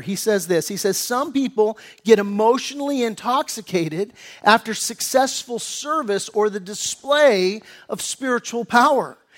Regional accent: United States; accent: American; my American accent

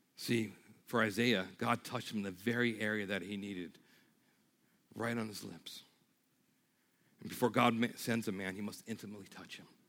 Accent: New York, United States; moved away; I'm from New York

